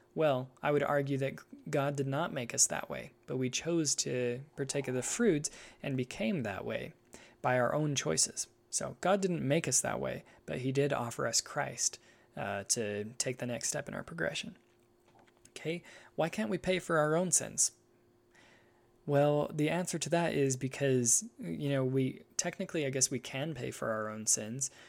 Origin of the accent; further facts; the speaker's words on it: United States; I'm an American